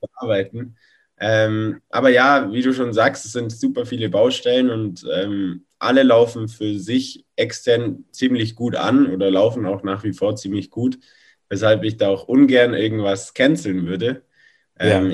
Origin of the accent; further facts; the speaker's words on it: Allgäu, Bavaria, Germany; Dann hatte ich bei uns im Allgäu so meine ersten Laufsteg-Jobs auf Modenschauen